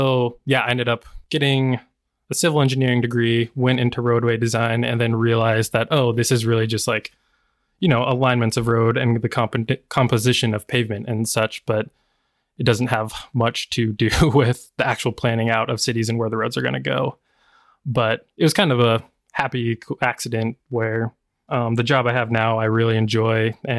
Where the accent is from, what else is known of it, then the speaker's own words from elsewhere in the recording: Washington, United States; oh yeah, I'm from Washington State, which kind of blew my mind because I mean, like Idaho and Washington, they're right next to each other.